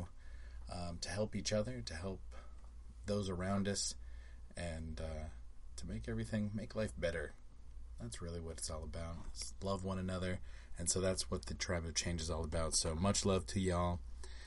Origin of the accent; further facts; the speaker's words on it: Las Vegas, Nevada, United States; now in Orlando, United States; I grew up in Vegas.